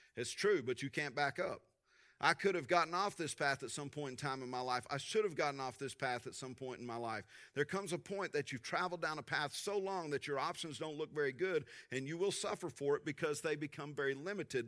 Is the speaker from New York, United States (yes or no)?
no; Tulia, Texas, United States; Driving to junior high growing up in Tulia, Texas